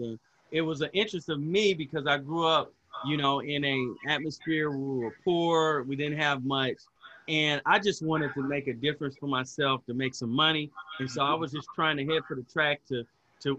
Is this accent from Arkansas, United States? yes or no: no; Huntsville, Alabama, United States; also born or lived in Dayton, Ohio; I grew up in Huntsville, Alabama. I'm sweet home Alabama. I'm an Alabama boy. And I was actually born in Dayton, Ohio, but Alabama is where I was raised and where I've lived most of my life.